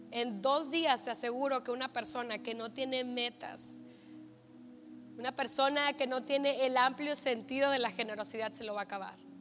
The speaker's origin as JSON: {"language": "Spanish", "country": "Mexico", "said": "como mexicanos"}